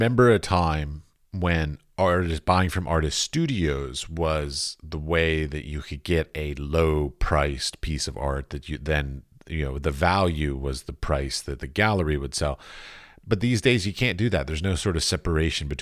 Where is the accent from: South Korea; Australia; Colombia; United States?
United States; I'm both an American and a professor